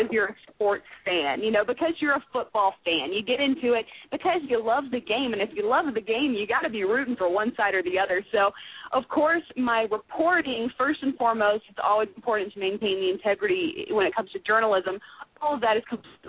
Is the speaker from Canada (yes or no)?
no; Tallahassee, Florida, United States; I'm from Tallahassee